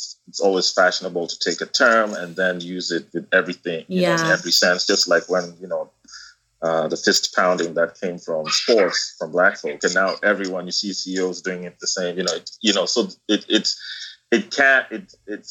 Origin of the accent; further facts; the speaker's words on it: Kenya; moved away as an adult; now in United States; I was born and raised in Kenya and went to the U.S. for college